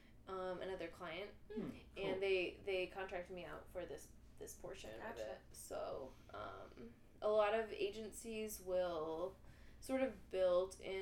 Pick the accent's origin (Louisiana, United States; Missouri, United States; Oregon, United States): Missouri, United States; Hermann; now in St. Louis, United States; I'm from Herman, which is, like, sort of the same, but in Missouri, like, small town sort of thing